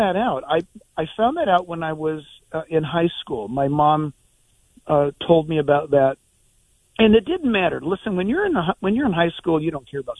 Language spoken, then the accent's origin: English; Orange County, California, United States; I grew up in Orange County, California, with no presence of God at all.